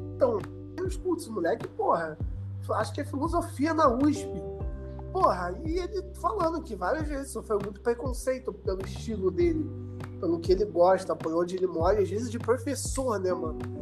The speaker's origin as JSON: {"language": "Portuguese", "country": "Brazil", "said": "eu sou brasileiro"}